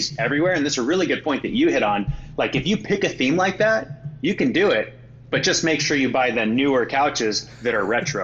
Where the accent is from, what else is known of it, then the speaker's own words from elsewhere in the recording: Oregon, United States; we're from Oregon